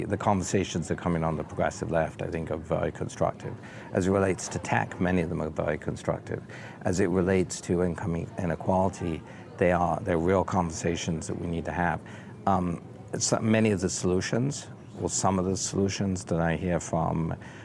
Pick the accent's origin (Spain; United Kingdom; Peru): United Kingdom; England; now in United States; as a Brit